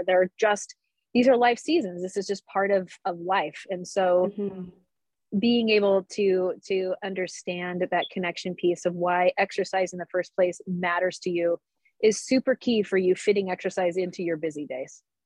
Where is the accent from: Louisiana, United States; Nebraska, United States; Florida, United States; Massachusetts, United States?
Nebraska, United States; now in Phoenix, United States; growing up in Nebraska